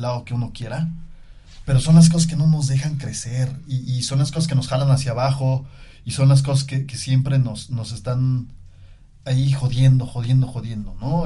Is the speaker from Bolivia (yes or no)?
no; Mexico; nosotros como mismos mexicanos